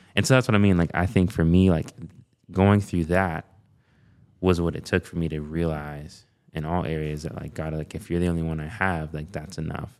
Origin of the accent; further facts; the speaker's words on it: Binghamton, New York, United States; I was born and raised there